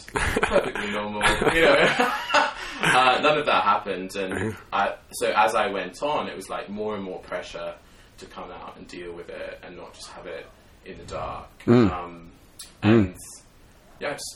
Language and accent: English; Sydney, New South Wales, Australia; I grew up in Sydney, Australia